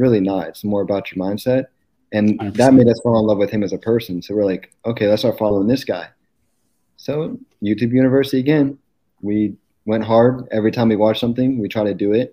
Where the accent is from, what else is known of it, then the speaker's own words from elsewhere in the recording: Pennsylvania, United States; moved away as an adult; also born or lived in California / Knoxville; now in Jacksonville, United States; we're from Pennsylvania